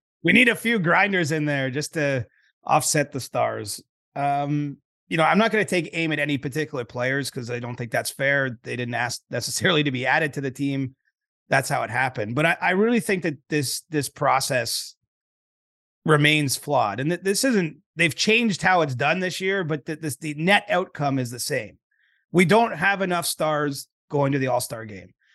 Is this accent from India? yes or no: no; Canada; I'm Canadian